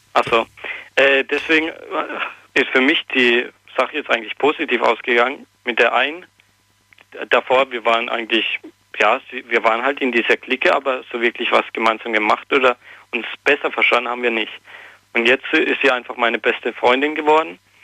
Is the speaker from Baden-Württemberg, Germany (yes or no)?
no; near Potsdam, Brandenburg, Germany; Ich komme aus Neuling, also bei Potsdam in der Nähe